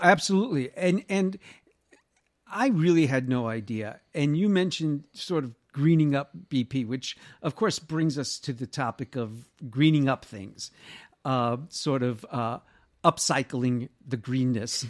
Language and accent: English; United States; also born or lived in Southern California; I, as an American in Sou-, Southern California